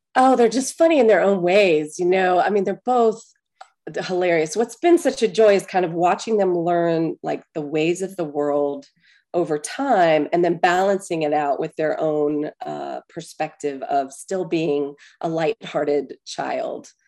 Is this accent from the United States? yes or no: yes; Atlanta, Georgia, United States; I'm from Atlanta, born at Piedmont Hospital